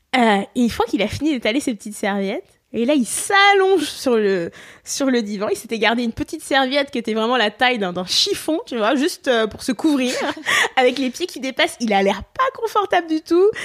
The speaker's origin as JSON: {"language": "French", "area": "Poitou-Charentes", "region": "Nouvelle-Aquitaine", "country": "France", "tie": "born or raised there", "moved": "as an adult", "lives_now": "Montreal, Canada", "said": "moi je suis française de Poitou-Charentes"}